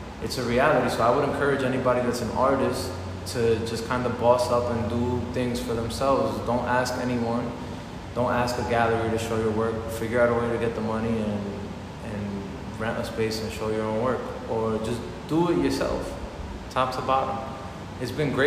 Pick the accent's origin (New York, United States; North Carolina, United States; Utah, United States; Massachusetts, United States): New York, United States; New York City; also born or lived in Dominican Republic; I'm from Queens. I'm from Corona, Queens